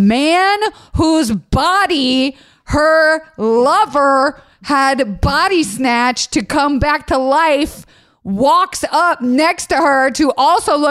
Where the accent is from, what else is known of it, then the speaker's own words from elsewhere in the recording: Florida, United States; I'm from Florida